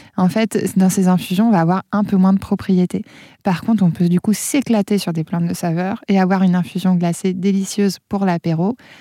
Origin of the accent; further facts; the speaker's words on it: Auvergne-Rhône-Alpes, France; chez nous en Auvergne